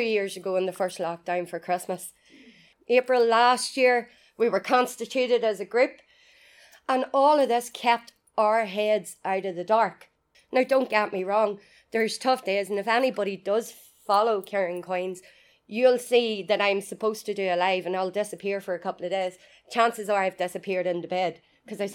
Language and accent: English; Newry, Northern Ireland, United Kingdom; moved away as an adult; also born or lived in County Mayo, Ireland; when I got home to Newry